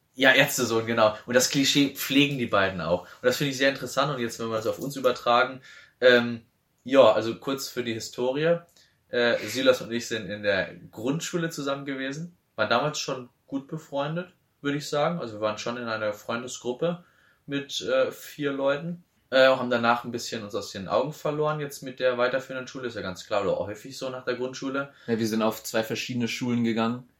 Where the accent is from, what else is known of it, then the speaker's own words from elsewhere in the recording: Neuwied, Rhineland-Palatinate, Germany; bei uns in Neuwied, in Neuwied